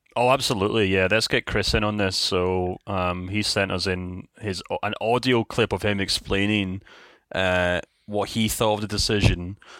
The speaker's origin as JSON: {"language": "English", "region": "Scotland", "country": "United Kingdom", "said": "we're Scottish"}